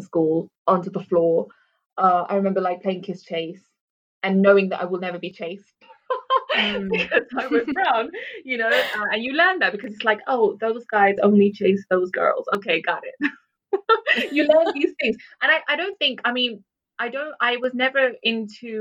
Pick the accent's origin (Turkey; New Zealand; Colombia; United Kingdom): United Kingdom; London; also born or lived in Netherlands / Sharjah; being born in Holland and growing up in London